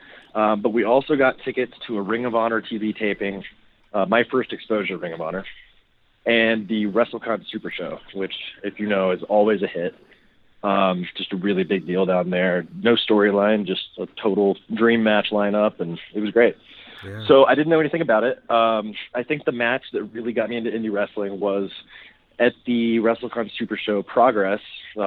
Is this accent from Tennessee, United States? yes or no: yes; Memphis, Tennessee, United States; moved away; also born or lived in Orlando; I actually lived in Orlando for a couple years. I'm from Memphis, but I lived in Orlando a couple years when it was Penny and Shaq, and I was four or five years old